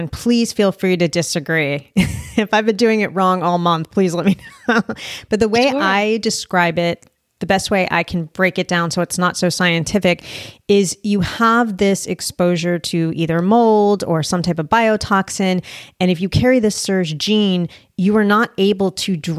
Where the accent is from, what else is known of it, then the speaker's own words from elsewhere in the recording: New Jersey, United States; accent: Jersey; I'm from Jersey